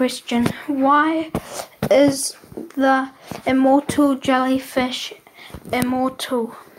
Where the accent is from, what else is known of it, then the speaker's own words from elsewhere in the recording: New Zealand; I'm 10 years old, and I'm from New Zealand